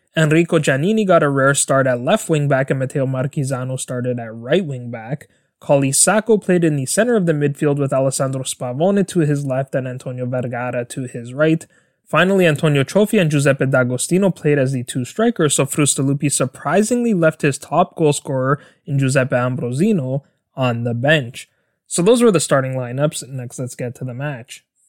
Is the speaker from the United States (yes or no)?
no; Canada; my home country of Canada